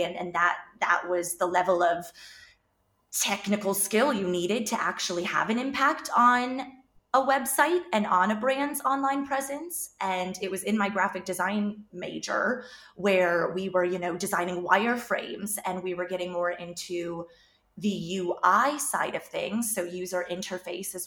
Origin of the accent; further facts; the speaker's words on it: United States; moved away as an adult; also born or lived in North Carolina / Dublin, Ireland; now in Galway, Ireland; I am American